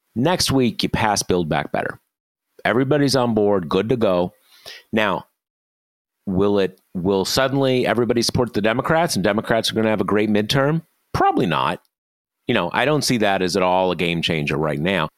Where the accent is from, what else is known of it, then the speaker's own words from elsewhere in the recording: Missouri, United States; Missouri, my home state.